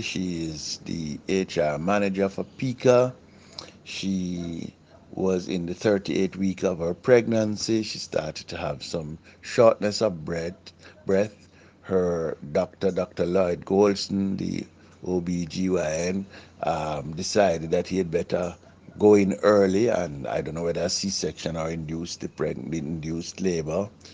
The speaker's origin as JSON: {"language": "English", "country": "Jamaica"}